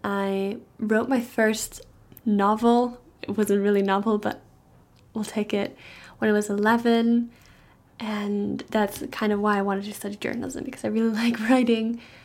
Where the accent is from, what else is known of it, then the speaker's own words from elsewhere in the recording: Germany; English is a second language; moved away as an adult; now in Stirling, United Kingdom; I'm actually from Germany